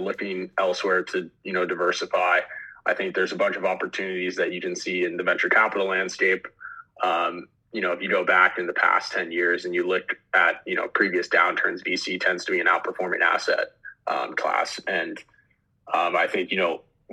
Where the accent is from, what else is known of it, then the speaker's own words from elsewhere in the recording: Los Angeles, California, United States; moved away as an adult; also born or lived in Philadelphia; I grew up in Los Angeles originally